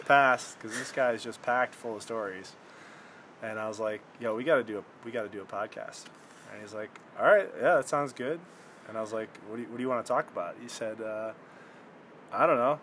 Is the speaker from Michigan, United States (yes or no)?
yes; Michigan, United States; we're both from Michigan